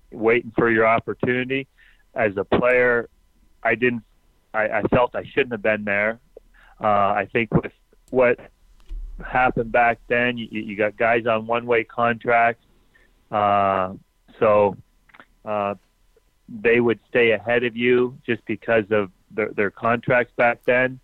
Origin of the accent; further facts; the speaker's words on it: Ontario, Canada; moved away as an adult; I grew up in Ontario